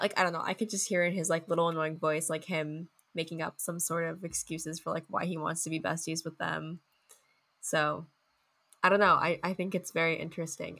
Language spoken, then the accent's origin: English; United States; as an American